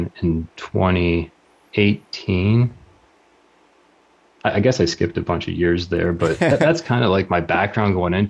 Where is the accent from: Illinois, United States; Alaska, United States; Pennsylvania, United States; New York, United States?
Pennsylvania, United States; southwestern; I grew up in the Big Mountain area, southwestern PA